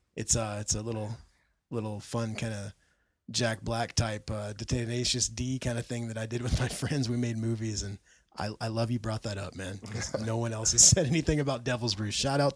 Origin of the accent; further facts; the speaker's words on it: Brazil; I'm from Brazil.